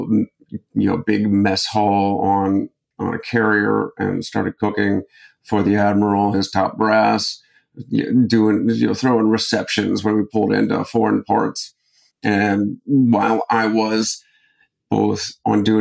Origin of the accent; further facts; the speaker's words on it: Akron, Ohio, United States; I grew up in Akron, Ohio